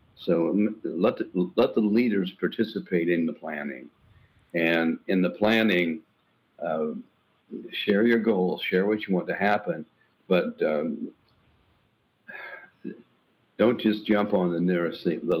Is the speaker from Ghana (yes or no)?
no; Indiana, United States; moved away as an adult; also born or lived in Minnesota; now in Tennessee, United States; Indiana was where I grew up